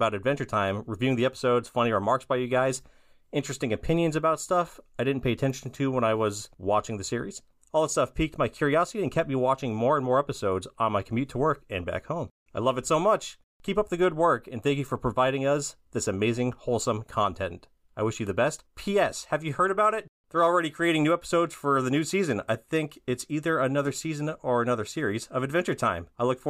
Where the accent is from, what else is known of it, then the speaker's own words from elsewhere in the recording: Brazil; I'm from Brazil, and I love listening to your podcast.